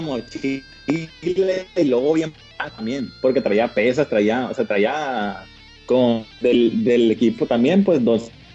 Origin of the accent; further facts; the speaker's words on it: Culiacán, Sinaloa, Mexico; aquí en Culiacán, Sinaloa, ya sabes, pues de donde yo soy, donde nací